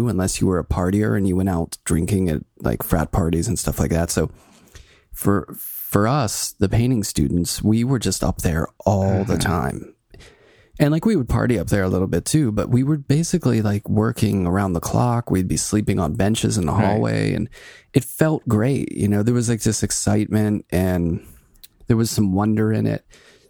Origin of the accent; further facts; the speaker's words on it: Pittsburgh, Pennsylvania, United States; I grew up in Pittsburgh and right down the street from me, about a block and a half, was an artist.